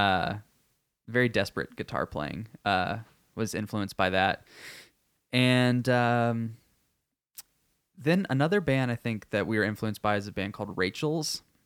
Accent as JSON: {"language": "English", "region": "Texas", "country": "United States", "said": "I am Texan"}